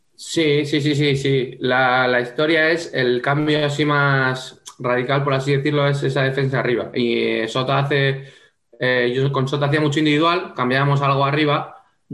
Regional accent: home town of the club Xota, Navarre, Spain; moved away as an adult; es el equipo de mi pueblo, es el equipo que llevo jugando desde los cinco años

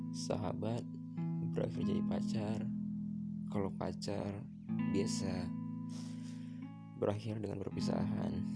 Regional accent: Medan, North Sumatra, Indonesia; Asal aku dari Medan

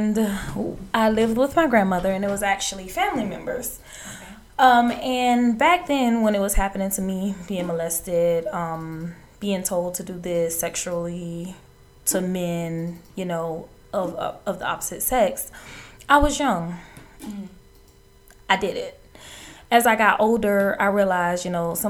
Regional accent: Savannah, Georgia, United States; I am from Savannah, Georgia. I was raised on the west side of Savannah primarily

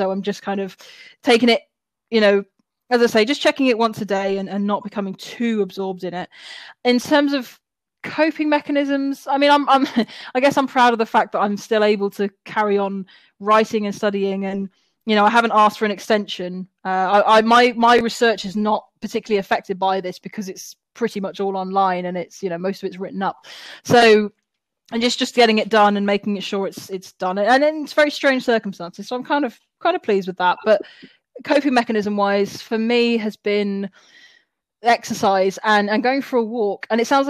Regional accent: Wales, United Kingdom; born there; even though I don't sound like it, I was born in Wales, so I still support Wales.

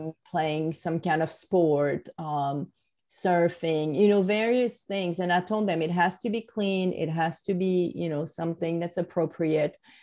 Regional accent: France; moved away; i'm french what else do you want to know right i grew up in france

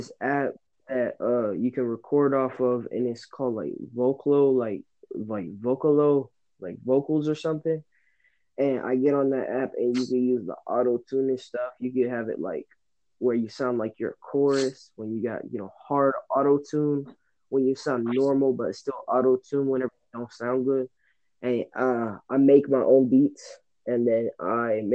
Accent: Forsyth County / Gainesville, Georgia, United States; also born or lived in Atlanta, Georgia; I was born in Atlanta, but then I came down when I was like one to go live in this place called Forsyth. And I stayed there and I lived with my grandma till I was 8. And then I moved to Gainesville when I was 8 years old. And I stayed there until I was 13

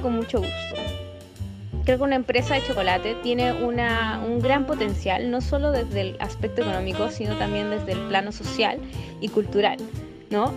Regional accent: Peru; now in Chile; soy peruana

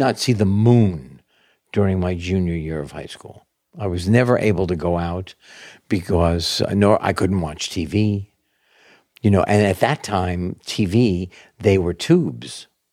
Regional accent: New York City, New York, United States; born or raised there

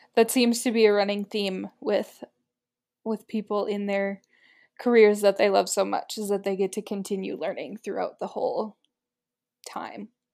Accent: United States; I'm an American

